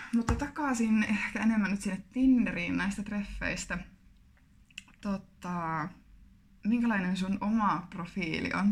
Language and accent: Finnish; Kuopio, North Savo, Finland; now in Jyväskylä, Finland; Kuopiosta olen kotoisin.